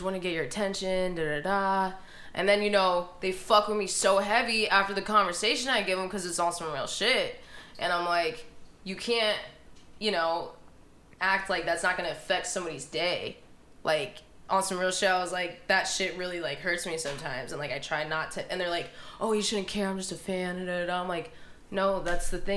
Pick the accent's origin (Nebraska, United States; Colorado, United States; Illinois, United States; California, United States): Nebraska, United States; Omaha; I'm from Omaha, Nebraska.